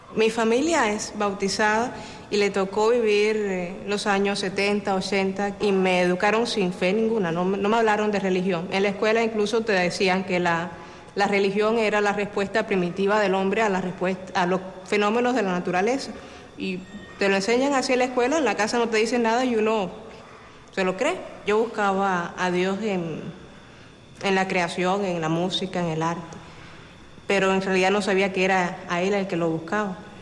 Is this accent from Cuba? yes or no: yes; Havana, Cuba; soy cubana de aquí de La Habana, la capital